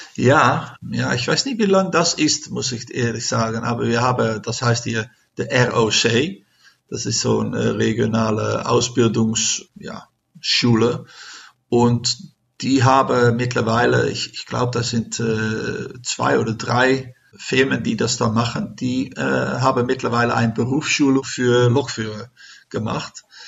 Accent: Netherlands; German is a second language; wir sind aus Holland

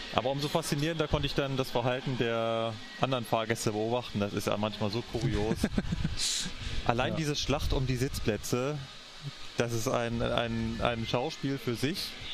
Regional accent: Berlin, Germany; now in Munich, Germany; meine alte Heimat gereist, nach Berlin.

